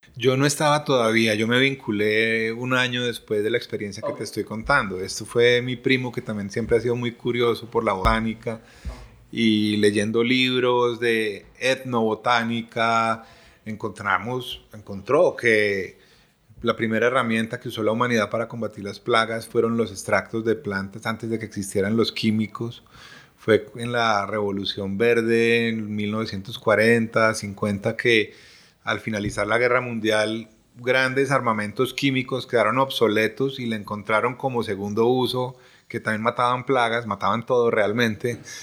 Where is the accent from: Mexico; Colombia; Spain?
Colombia; como colombianos